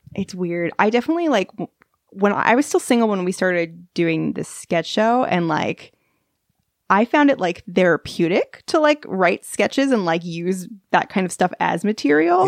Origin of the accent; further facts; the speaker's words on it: Long Island, New York, United States; I'm from Long Island